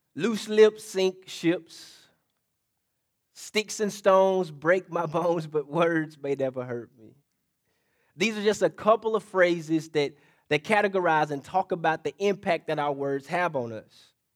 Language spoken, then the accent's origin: English; State Line, Mississippi, United States; State line Mississippi, to be exact